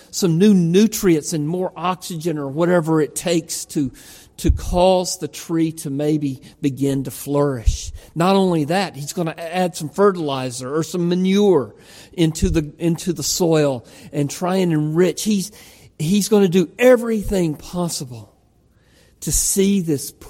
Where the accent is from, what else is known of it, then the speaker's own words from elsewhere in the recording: Georgia, United States; accent: Georgia; moved away; I'm from Georgia. Houston, with a great, beautiful Georgia accent